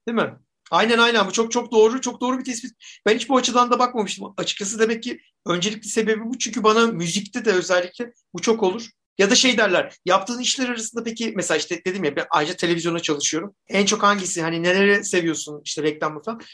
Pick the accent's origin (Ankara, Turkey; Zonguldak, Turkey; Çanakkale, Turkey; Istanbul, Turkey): Zonguldak, Turkey; Taşra'da büyüdüm Zonguldak'ta.